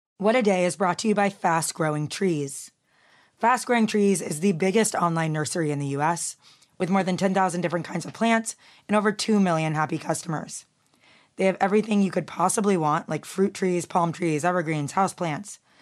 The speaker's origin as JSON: {"language": "English", "region": "Texas", "country": "United States", "said": "I'm from Texas"}